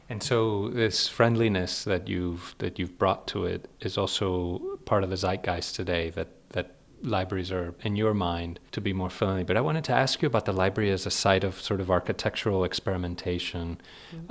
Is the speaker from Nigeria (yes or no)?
no; Spain; moved away; I grew up in Spain